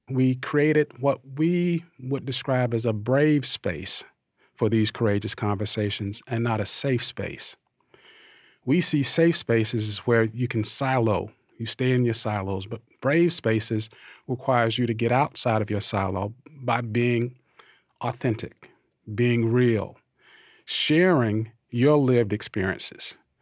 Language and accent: English; Thomasville, Georgia, United States; I'm an African-American male, born and raised in Thomasville, Georgia, the Deep South